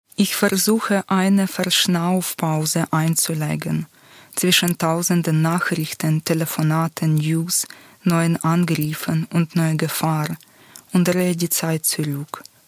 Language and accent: German; Luhansk, Luhansk Oblast, Ukraine; German is a second language; moved away as an adult; also born or lived in Lviv, Ukraine; now in Switzerland; Ich bin in Luhansk im Osten der Ukraine aufgewachsen